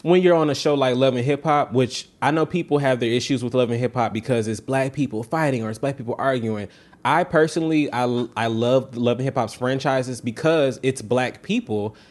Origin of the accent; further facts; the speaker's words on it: the South, United States; I'm from the South